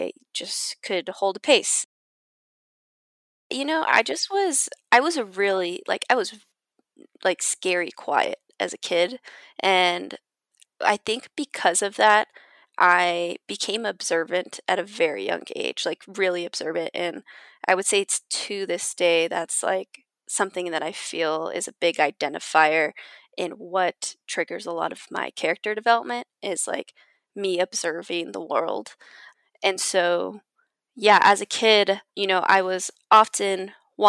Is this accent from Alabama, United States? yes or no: no; Downey, California, United States; I grew up in Downey, California